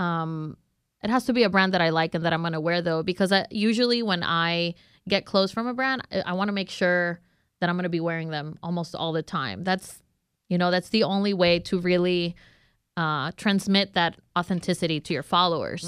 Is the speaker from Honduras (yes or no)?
yes; Honduras; moved away as an adult; now in Houston, United States; I am from Honduras